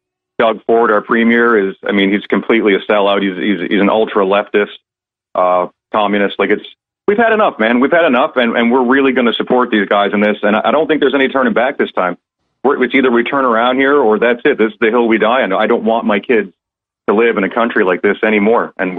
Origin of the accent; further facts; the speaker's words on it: Canada; I'm a Canadian, and it's really hard to get in.